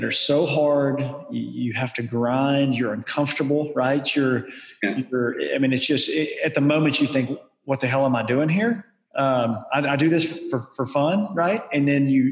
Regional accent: Southern U.S., United States; I grew up in the Southern U.S.

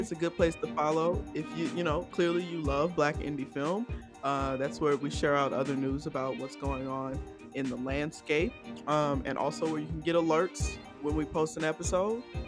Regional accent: Decatur, Georgia, United States; I'm from Decatur

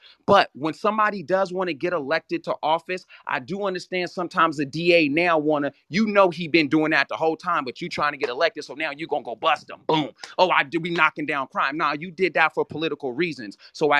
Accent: California, United States; I'm from California. I'm from the Bay Area.

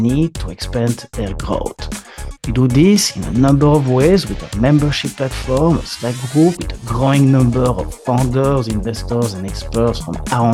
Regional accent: France; accent: French; English is a second language; my French accent

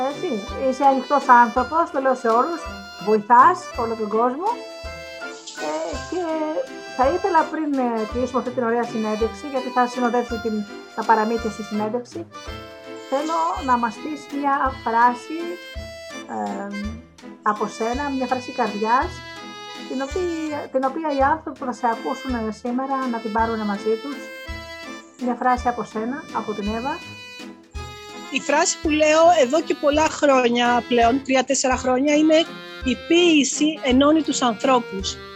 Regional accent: Greece; Είμαι περήφανη και είμαι περήφανη που είμαι Ελληνίδα και αυτό το, το επικοινωνώ στο εξωτερικό.

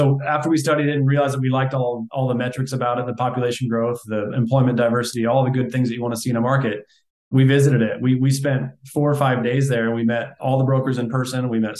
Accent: Iowa, United States; Iowa originally. Yeah. I like Des Moines, Iowa. I went to college 30 minutes north of Des Moines. Still have family there.

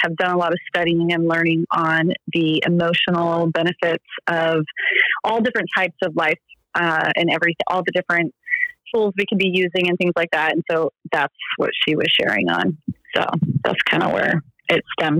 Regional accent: Central Valley, California, United States; also born or lived in Bay Area, California / Sacramento, California; I was born in the Bay Area in Northern California, and then raised in the Central Valley, which I only stayed there until I graduated from high school

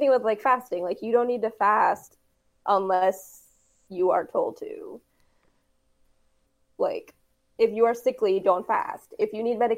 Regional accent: Texas, United States; I'm originally from Texas

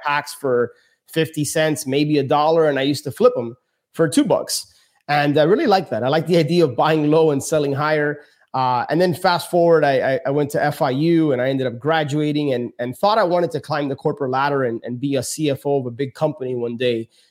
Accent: Miami, Florida, United States; born and raised in Miami, my parents are from Cuba

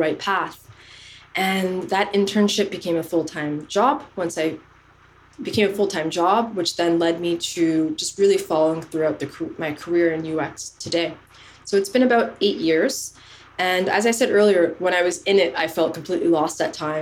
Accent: Canada; moved away as an adult; also born or lived in Somalia; now in France; I was born in Somalia. I was raised in Canada and I've been living in France for about 10 years now.

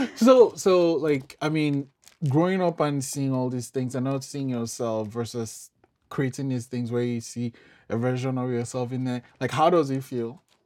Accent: Nigeria; now in Canada; I'm from Nigeria

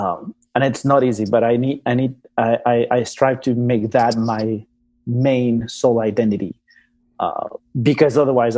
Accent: Andes, Ecuador; So I was born in Ecuador, grew up around the, you know, indigenous communities in Ecuador, you know, in the mountains in the Andes region.

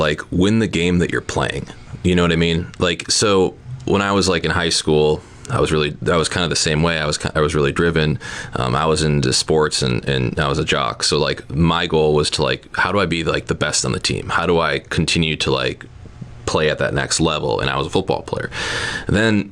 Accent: Neenah, Wisconsin, United States; I took a job back home where I grew up in Neenah.

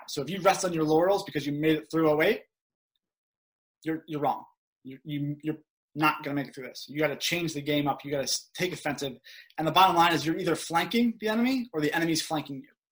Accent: outside Philadelphia, Pennsylvania, United States; moved away as an adult; I grew up outside Philadelphia

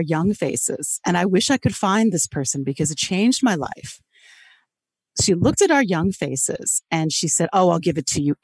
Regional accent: Louisville, Kentucky, United States; first language English; moved away as an adult; also born or lived in Taiwan; now in Beijing, China; I'm from Louisville, Kentucky

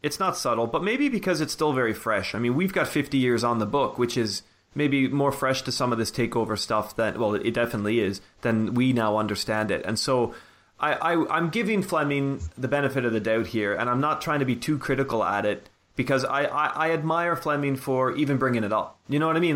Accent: Canada; now in United Kingdom; growing up in Canada

